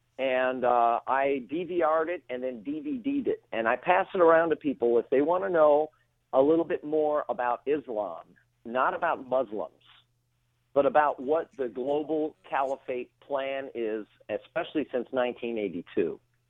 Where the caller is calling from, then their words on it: Woodland Hills, California, United States; I am right now in Woodland Hills.